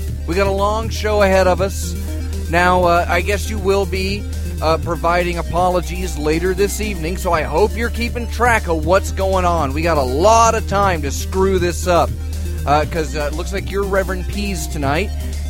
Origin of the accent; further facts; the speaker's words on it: the South, United States; And I'm from the South.